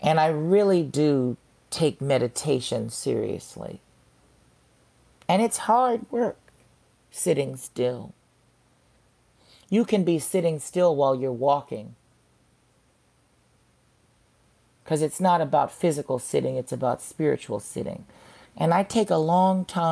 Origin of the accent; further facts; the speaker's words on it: Santa Monica, California, United States; moved away as an adult; also born or lived in Los Angeles, California / Chicago; I'm from Santa Monica, California. I was born there and, you know, was raised between Santa Monica and Koreatown in L.A.